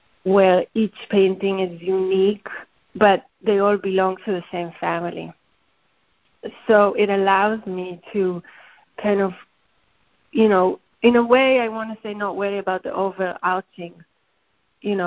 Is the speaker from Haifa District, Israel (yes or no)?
yes; Haifa, Haifa District, Israel; moved away; my homeland or where I grew up in Haifa